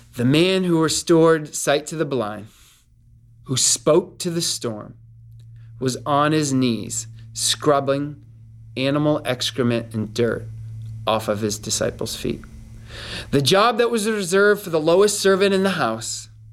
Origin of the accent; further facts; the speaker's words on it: Northeast, United States; I'm from the Northeast.